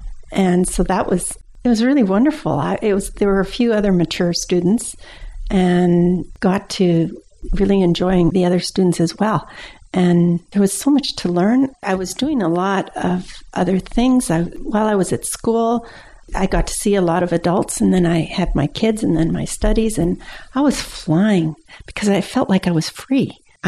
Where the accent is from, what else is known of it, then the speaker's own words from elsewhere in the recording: Windsor, Ontario, Canada; We went, there's all of Essex County, and at the very end is Point Pelee, where there's a provincial park.